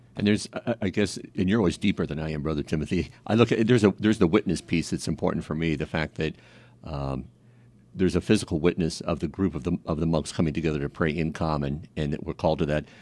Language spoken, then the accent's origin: English; Kansas City, United States; also born or lived in Concordia, Kansas; I was born in Concordia, Kansas. and grew up the most, um, uh, the majority of my life in Kansas City